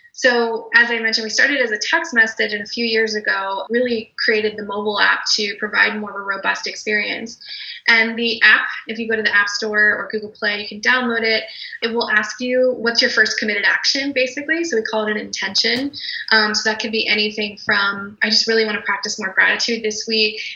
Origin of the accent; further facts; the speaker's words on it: Georgia, United States; moved away as an adult; also born or lived in New York City; I'm from Georgia